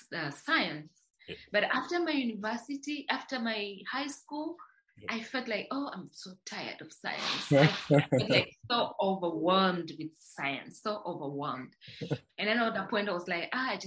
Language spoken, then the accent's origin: English; Dodoma, Tanzania; now in Dar es Salaam, Tanzania; I was born and raised in Tanzania in a region called Dodoma